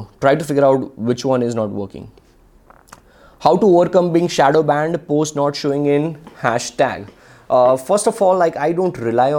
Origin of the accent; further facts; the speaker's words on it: Ahmedabad, Gujarat, India; I am from Ahmedabad and I come from a very low class family.